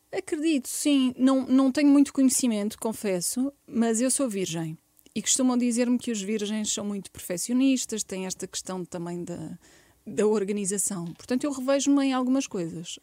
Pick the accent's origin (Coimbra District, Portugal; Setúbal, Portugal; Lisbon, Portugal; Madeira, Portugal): Setúbal, Portugal; Barreiro; eu nasci no Barreiro